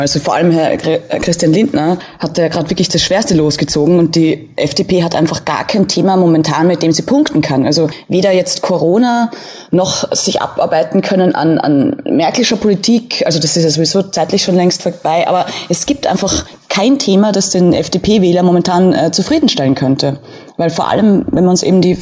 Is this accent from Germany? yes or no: no; Austria; als Österreicherin